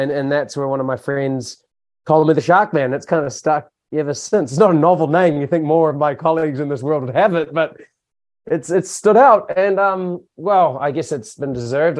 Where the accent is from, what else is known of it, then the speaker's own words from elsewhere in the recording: Hamilton, Waikato, New Zealand; now in Tauranga, New Zealand; I grew up in Hamilton